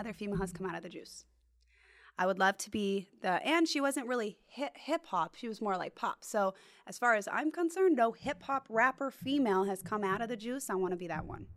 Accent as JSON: {"language": "English", "town": "Bishop", "region": "California", "country": "United States", "tie": "born or raised there", "moved": "yes", "lives_now": "Orange County, United States", "said": "I'm not from Orange County. I'm from Bishop, California"}